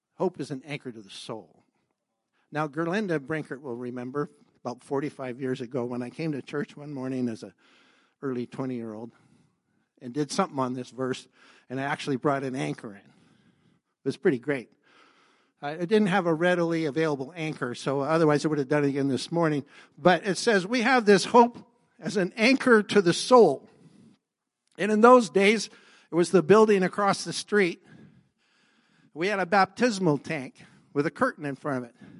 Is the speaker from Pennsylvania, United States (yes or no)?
no; Mercer Island, Washington, United States; now in Canada; I was born in Mercer Island, came up to Canada